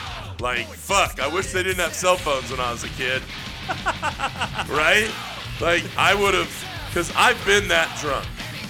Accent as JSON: {"language": "English", "town": "Three Rivers", "region": "California", "country": "United States", "tie": "born or raised there", "said": "my hometown in Three Rivers, California."}